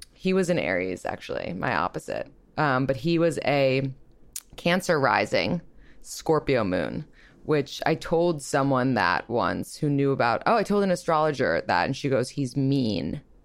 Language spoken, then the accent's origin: English; New York, United States; I'm also from New York, and I'm twenty-eight